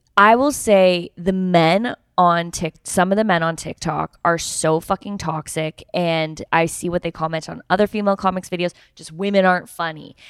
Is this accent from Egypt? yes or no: no; Canada; I'm from Canada.